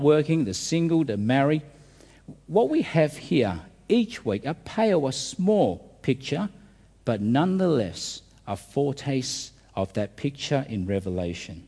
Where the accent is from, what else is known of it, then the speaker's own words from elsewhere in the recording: Australia; our country